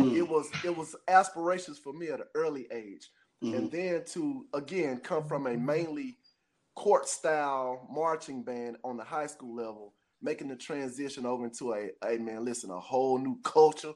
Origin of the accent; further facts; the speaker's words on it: Jackson, Mississippi, United States; being a native of Jackson, Mississippi, it was a big deal for me to become JSU drum major